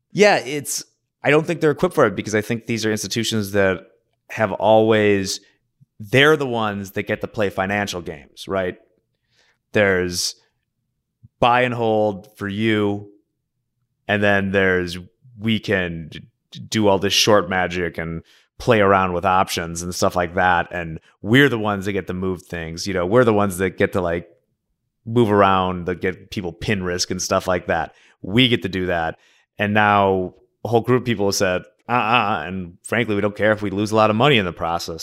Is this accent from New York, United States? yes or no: no; Oak Park, Illinois, United States; the high school in my hometown, Oak Park